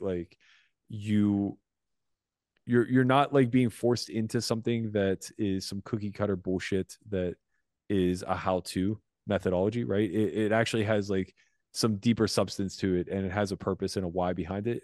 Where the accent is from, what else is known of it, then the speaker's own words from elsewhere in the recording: United States; as an American